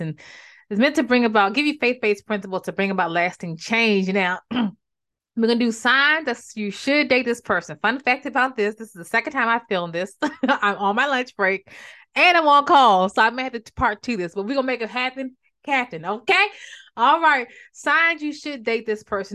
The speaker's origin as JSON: {"language": "English", "region": "Maryland", "country": "United States", "moved": "as an adult", "lives_now": "North Carolina, United States", "said": "I'm from Maryland"}